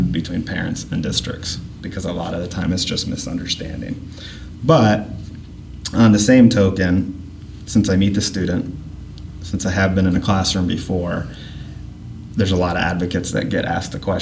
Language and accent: English; Upper Arlington, Ohio, United States; When I was growing up in Upper Arlington, my mom was a cross-categorical preschool teacher for Upper Arlington City Schools.